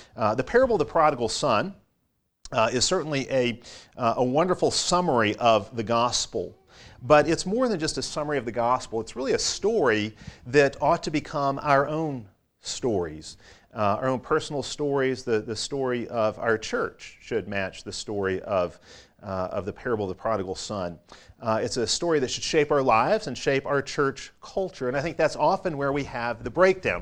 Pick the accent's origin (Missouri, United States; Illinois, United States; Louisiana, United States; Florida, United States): Illinois, United States; Chicago; moved away; I grew up in Chicago